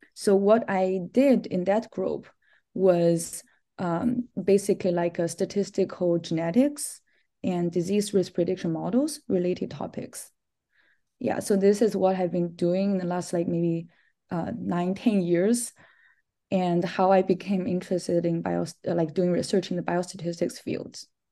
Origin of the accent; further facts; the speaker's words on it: China; moved away as an adult; also born or lived in Minnesota, United States; I'm originally from China